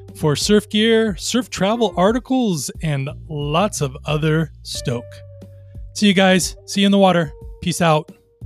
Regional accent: Long Beach, California, United States; I grew up in Long Beach

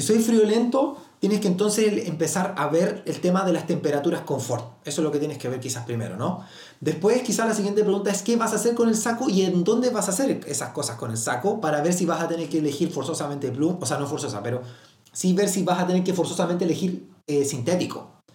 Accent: Magallanes and Chilean Antarctica, Chile; Soy de Magallanes

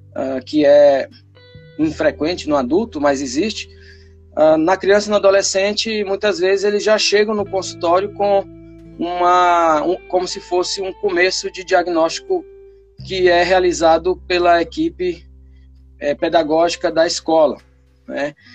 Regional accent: Piauí, Brazil; moved away as an adult; also born or lived in Tocantins; now in Palmas, Brazil; eu sou piauiense e já estou aqui no Tocantins há 15 anos

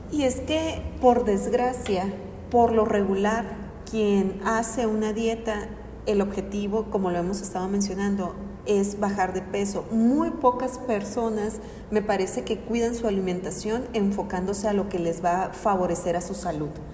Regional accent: Mexico; como cultura mexicana

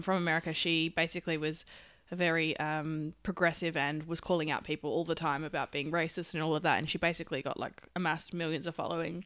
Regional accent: Perth, Western Australia, Australia; I'm from Perth

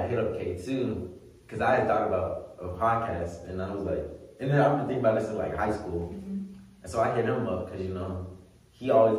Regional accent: Atlanta, Georgia, United States; moved away as an adult; now in Greensboro, United States; I'm from Atlanta

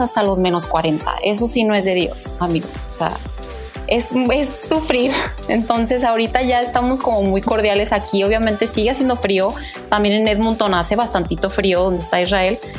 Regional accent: Guadalajara, Jalisco, Mexico; moved away as an adult; also born or lived in Mexico City; now in Calgary, Canada; nací en la Ciudad de México. Después, aproximadamente a los 7 años, me mudé a la Perla Tapatía

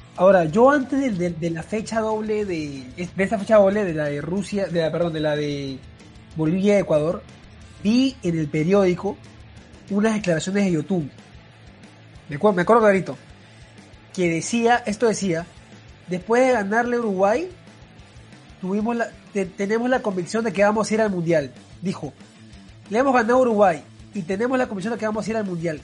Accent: Peru; como peruanos

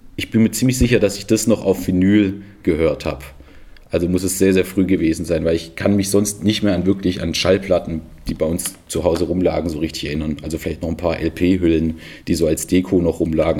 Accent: Filderstadt, Baden-Württemberg, Germany; also born or lived in Stuttgart; ich bin in, in Stuttgart geboren

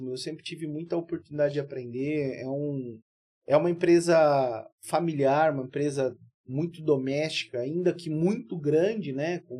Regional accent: Cuiabá, Mato Grosso, Brazil; born there; Eu, por um, tá um descuido dos meus pais, eu nasci em Cuiabá, mas

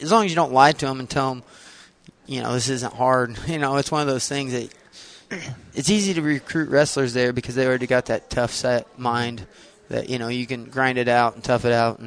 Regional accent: Bluffton, Indiana, United States; coach back here at Bluffton in my hometown

